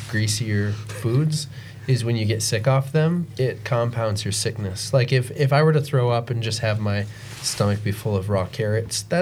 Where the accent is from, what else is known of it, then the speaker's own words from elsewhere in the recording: Minnesota, United States; It does because we're from Minnesota, hmm.